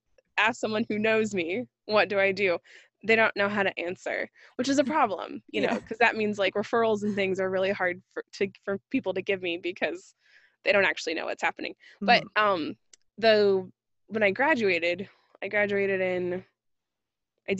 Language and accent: English; Phoenix, Arizona, United States; also born or lived in San Francisco, California; I grew up in Phoenix in Arizona